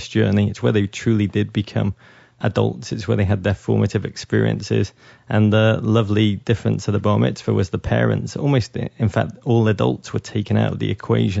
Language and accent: English; Liverpool, North West England, United Kingdom; moved away; I'm from Liverpool, England, which is a remarkable place to come of age